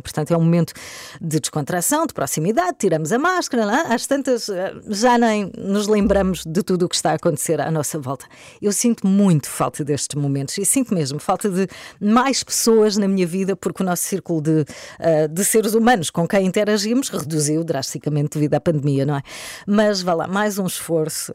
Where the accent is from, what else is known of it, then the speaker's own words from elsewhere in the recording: Algarve, Portugal; now in Lisbon, Portugal; Eu venho do Algarve, onde durante grande parte da minha vida almocei em casa